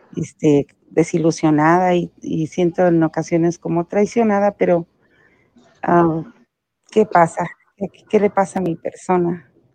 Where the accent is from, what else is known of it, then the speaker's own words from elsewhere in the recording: Jalostotitlán, Jalisco, Mexico; moved away; Estuve una semana en mi pueblo, Jalostotitlan, Jalisco.